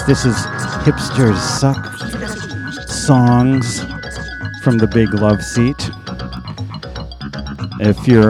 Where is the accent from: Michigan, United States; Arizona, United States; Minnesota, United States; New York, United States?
Michigan, United States; we're both from Michigan